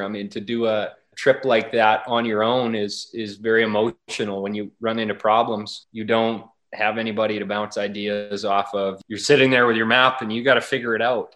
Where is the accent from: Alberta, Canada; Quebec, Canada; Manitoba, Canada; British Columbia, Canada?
Alberta, Canada; Wainwright; I grew up in Wainwright, Alberta, in the prairies, and grew up out in the country and kind of a farming community.